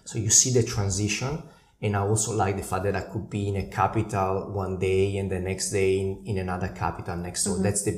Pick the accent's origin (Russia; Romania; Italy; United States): Italy; Lecco, Lombardy; moved away; So originally I'm from Italy. The northern part of Italy, very close to Milan. So north of Milan, roughly half an hour north, there is a lake called Lake Como, and I come from that area on the branch, Lecco's branch, which is the other main town on the lake.